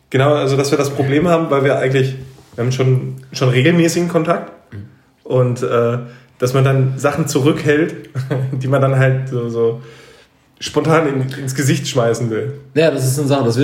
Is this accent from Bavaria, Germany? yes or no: no; North Rhine-Westphalia, Germany; Wir, wir kommen halt natürlich aus dem Herzen des Ruhrgebiets